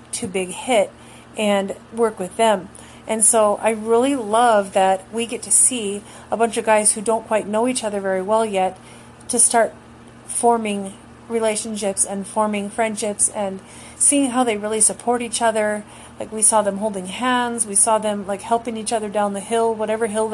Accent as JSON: {"language": "English", "country": "United States", "tie": "born or raised there", "said": "as an American in the U.S., being raised here in the North American continent my whole life"}